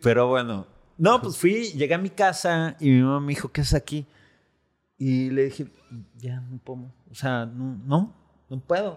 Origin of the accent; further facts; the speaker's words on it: Mexico City, Mexico; moved away as an adult; also born or lived in California; now in Los Cabos, Mexico; yo soy de la Ciudad de México originalmente